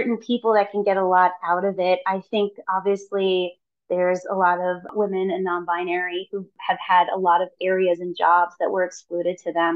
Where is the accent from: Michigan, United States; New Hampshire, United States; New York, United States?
New York, United States; New York City; someone who was born and raised in New York City